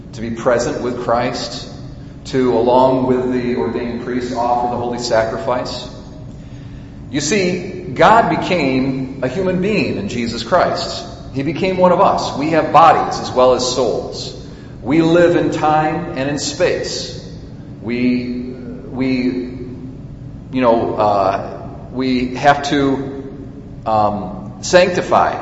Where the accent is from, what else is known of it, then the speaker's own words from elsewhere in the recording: United States; as American Catholics